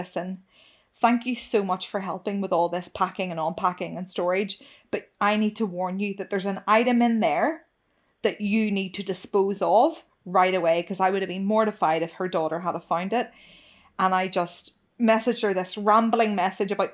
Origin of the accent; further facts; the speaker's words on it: United Kingdom; I'm truly British